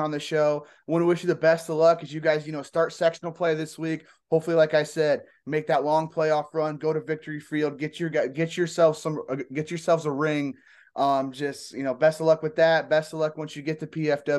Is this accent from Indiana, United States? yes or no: yes; Fort Wayne, Indiana, United States; I'm from Fort Wayne